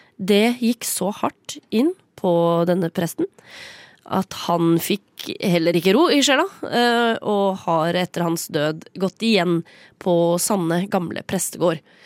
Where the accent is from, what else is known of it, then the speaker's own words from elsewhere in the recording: Sande, Vestfold, Norway; Jeg er fra Sande i Vestfold.